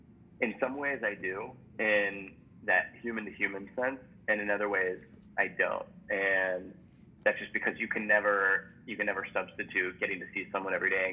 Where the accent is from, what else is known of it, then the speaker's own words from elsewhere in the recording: Midwest, United States; Maybe it's like a Cubs jacket. You're like, hey, Cubs, like you're from the Midwest. I'm from the Midwest too.